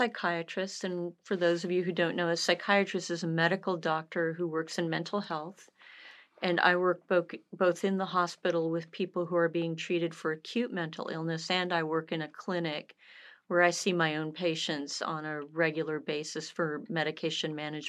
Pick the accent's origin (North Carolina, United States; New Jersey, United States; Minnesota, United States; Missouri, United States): North Carolina, United States; also born or lived in Toledo, Ohio / Southern California / Michigan; North Carolina, by way of Toledo, Ohio, Southern California, and back in Michigan, but a North Carolinian since 1978.